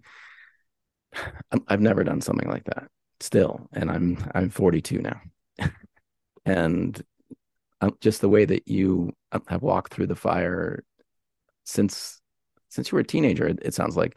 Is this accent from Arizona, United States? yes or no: no; Pennsylvania, United States; we're both from Pennsylvania.